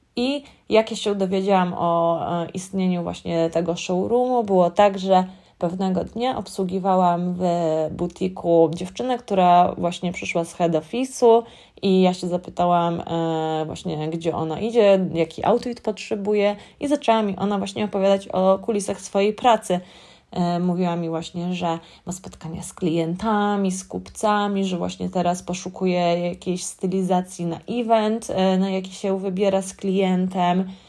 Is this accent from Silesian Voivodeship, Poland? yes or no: no; Warsaw, Masovian Voivodeship, Poland; moved away as an adult; now in London, United Kingdom; pochodzę z warszawskiego Gocławia